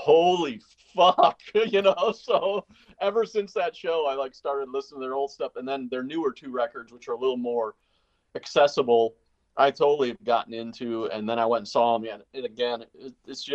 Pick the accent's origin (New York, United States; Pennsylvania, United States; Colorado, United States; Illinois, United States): Illinois, United States; Northern; I grew up in Northern Illinois